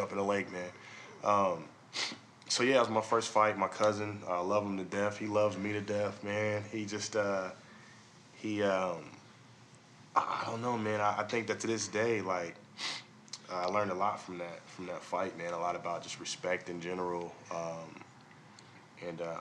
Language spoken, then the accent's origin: English; Midwest, Kansas, United States; I'm from Midwest.